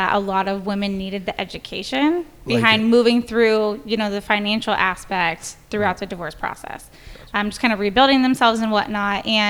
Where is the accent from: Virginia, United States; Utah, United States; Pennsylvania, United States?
Virginia, United States; So I grew up in the Virginia area.